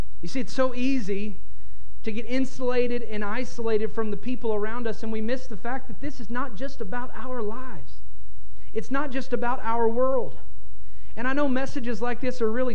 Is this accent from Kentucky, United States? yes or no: yes; Kentucky, United States; I bought a little house in my hometown in Kentucky